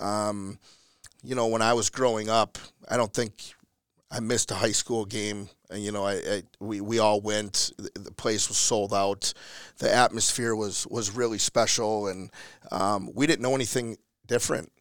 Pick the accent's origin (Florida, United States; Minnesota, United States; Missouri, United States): Minnesota, United States; Elk River; born and raised in Elk River